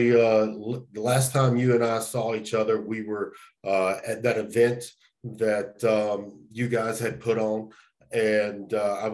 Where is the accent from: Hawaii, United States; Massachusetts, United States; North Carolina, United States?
North Carolina, United States; moved away as an adult; now in Dawson, Georgia, United States; I'm originally from North Carolina